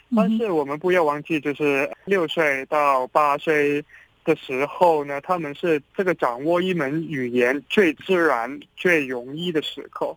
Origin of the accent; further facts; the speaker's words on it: Hong Kong; 我们是香港人